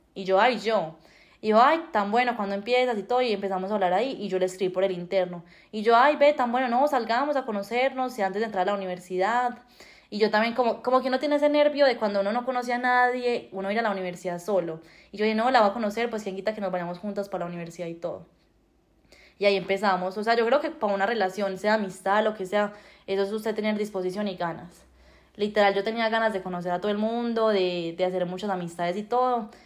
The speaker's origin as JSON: {"language": "Spanish", "country": "Colombia", "moved": "as an adult", "lives_now": "Canada", "said": "como somos los colombianos"}